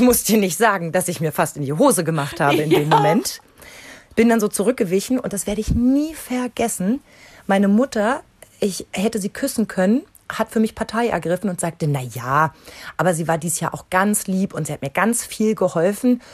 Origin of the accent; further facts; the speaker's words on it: East Germany, Germany; in der DDR